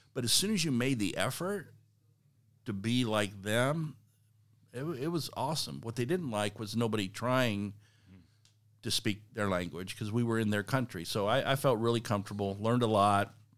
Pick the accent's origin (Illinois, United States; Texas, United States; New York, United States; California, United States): Texas, United States; South; moved away; also born or lived in Kansas City; I grew up in South Texas